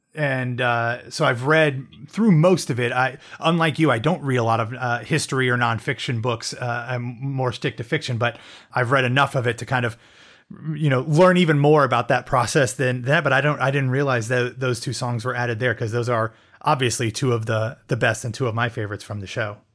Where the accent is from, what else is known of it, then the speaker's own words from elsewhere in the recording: Midwest, United States; moved away as an adult; also born or lived in Ohio; now in Florida, United States; I grew up in the Midwest